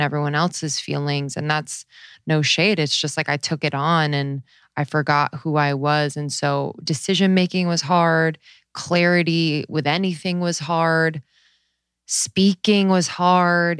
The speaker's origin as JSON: {"language": "English", "region": "East Coast", "country": "United States", "also_born_or_lived": "Los Angeles", "moved": "as an adult", "said": "I'm from the East Coast."}